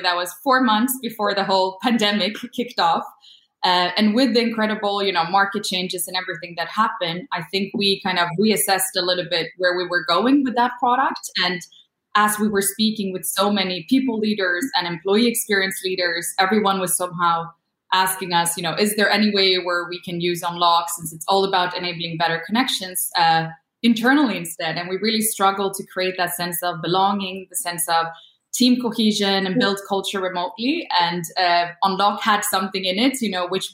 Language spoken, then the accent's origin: English; Sweden; moved away; also born or lived in Copenhagen; I'm born and raised in Sweden, but my parents are Polish